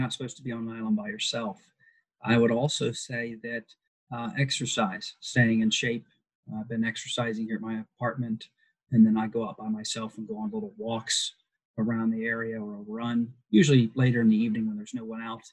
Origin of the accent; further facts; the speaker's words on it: Pickerington, Ohio, United States; grew up in Ohio, uh, in Columbus or in Pickerington